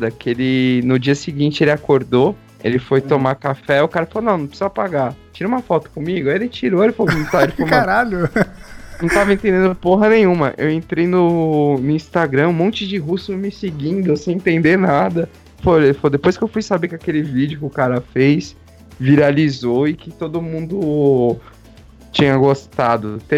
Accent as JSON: {"language": "Portuguese", "country": "Brazil", "said": "Eu sou brasileiro com muito orgulho, com muito amor."}